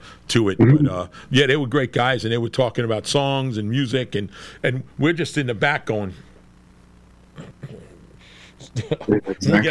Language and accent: English; West Hempstead, New York, United States; I grew up in West Hempstead.